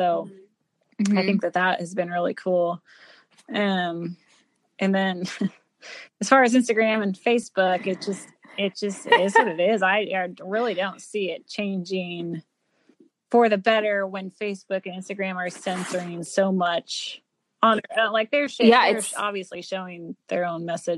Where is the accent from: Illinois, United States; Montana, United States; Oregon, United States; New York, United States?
Oregon, United States; even though I grew up in Oregon, I have yet to take an elk.